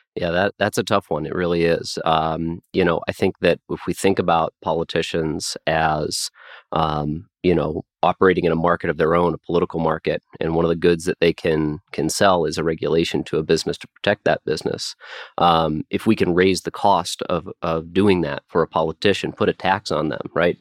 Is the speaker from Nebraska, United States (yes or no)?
yes; Nebraska, United States; my home state of Nebraska